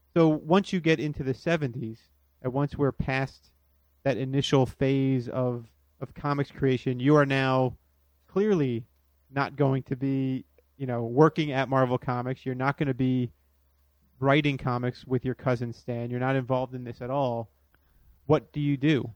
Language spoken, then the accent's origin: English; Florida, United States; I grew up in Florida